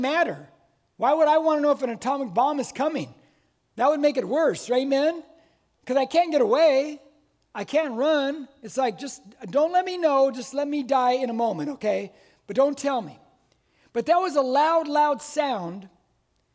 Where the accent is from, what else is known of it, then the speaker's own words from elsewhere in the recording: Corona, California, United States; I'm a lifelong Corona resident. I'm born, raised Corona.